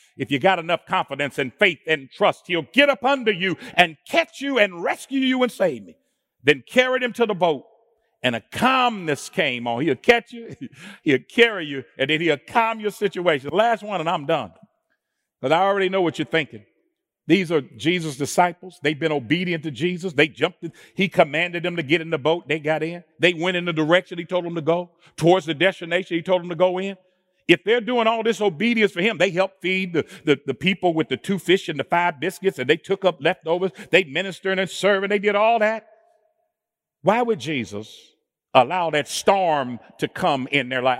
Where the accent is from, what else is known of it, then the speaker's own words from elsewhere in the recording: Indianapolis, Indiana, United States; I'm born and raised in Indianapolis